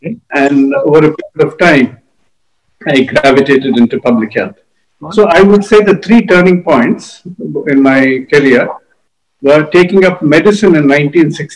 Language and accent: English; Hyderabad, Telangana, India; moved away as an adult; also born or lived in Chennai / Guntur / Delhi; To Guntur and then to Hyderabad, where I did most of my schooling